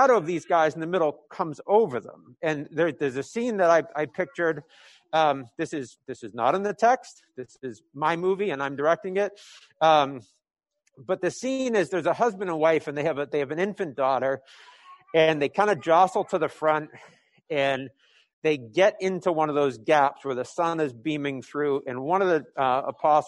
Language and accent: English; New England, United States; I'm from New England